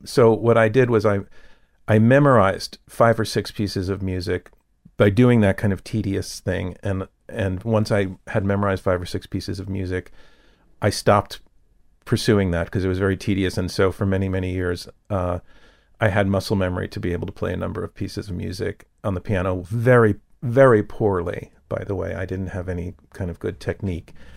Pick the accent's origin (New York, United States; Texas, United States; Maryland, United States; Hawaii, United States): New York, United States; Yonkers; also born or lived in Manhattan, New York City / The Bronx, New York City; we moved, um, into Westchester County to Yonkers, which is basically the Bronx, you know, with some more trees